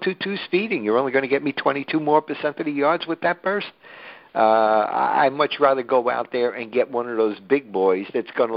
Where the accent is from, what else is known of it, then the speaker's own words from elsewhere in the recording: New York City, New York, United States; I was born and bred in Brooklyn